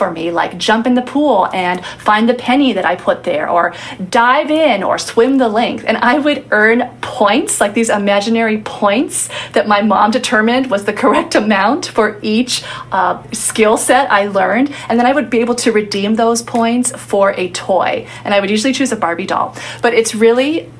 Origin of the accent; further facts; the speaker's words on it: Santa Monica, California, United States; Santa Monica, my hometown.